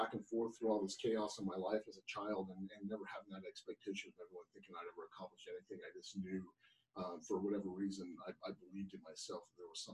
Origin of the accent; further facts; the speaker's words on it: Salt Lake City, Roy, Utah, United States; about seventh grade, I moved from Salt Lake City. One of the times I was bouncing around, I had an opportunity to either go to another foster home or go live with my grandma Sadie up in Roy, Utah